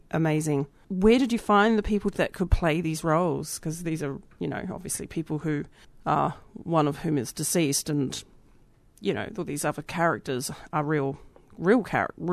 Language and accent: English; New Zealand; moved away; I'm from New Zealand originally